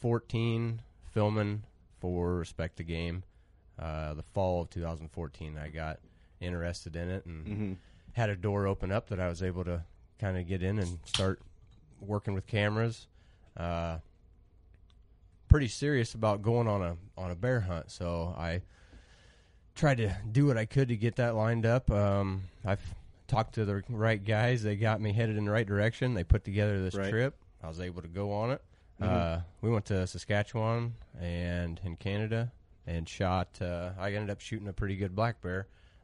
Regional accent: Biggsville, Illinois, United States; I'm 27. I'm from Biggsville, Illinois.

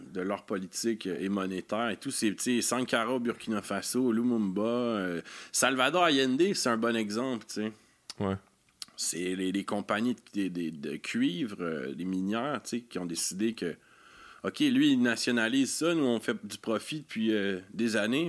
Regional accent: Quebec, Canada; en tant que Québécois

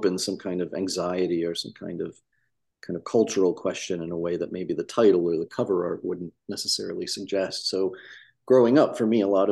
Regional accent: Midwest, United States; I grew up in the 80s in the Midwest in a small town

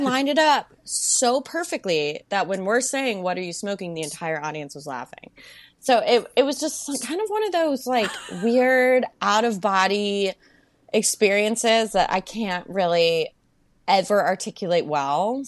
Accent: Melbourne, Florida, United States; moved away as an adult; also born or lived in Virginia; now in New York City, United States; I went to school in Virginia, and I grew up in Melbourne, Florida

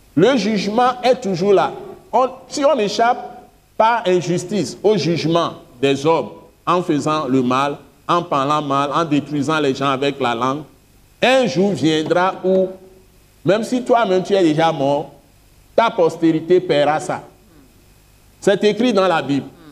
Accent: Togo; je suis Togolais

